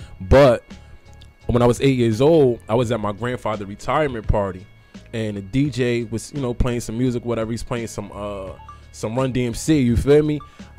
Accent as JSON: {"language": "English", "town": "Paterson", "region": "New Jersey", "country": "United States", "said": "I'm from Paterson, New Jersey."}